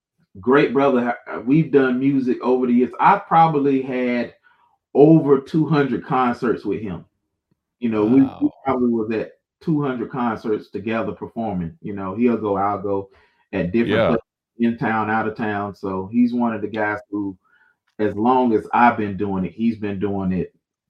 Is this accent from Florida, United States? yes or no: yes; Jacksonville, Florida, United States; And I'm from the South, so it's … That's what it's about. And if I could embrace the sound of Duval County, where I live